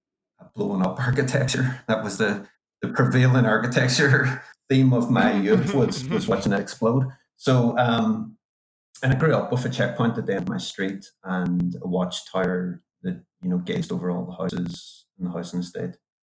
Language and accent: English; Derry, Northern Ireland, United Kingdom; I grew up in Derry during the Troubles there